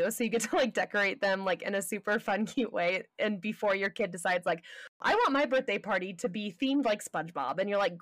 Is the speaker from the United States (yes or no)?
yes; Southern California, United States; moved away as an adult; also born or lived in Colorado; I grew up in Southern California